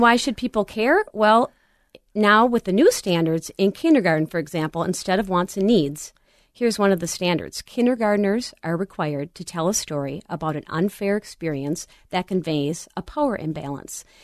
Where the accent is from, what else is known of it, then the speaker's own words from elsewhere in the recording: Little Canada, Minnesota, United States; also born or lived in White Bear Lake, Minnesota; I grew up in Little Canada